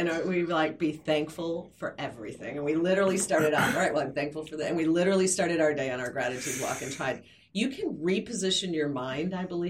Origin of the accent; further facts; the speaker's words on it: Flint, Michigan, United States; I'm from Flint, Michigan, which is just a devastatingly poor area that has been hit by the recession.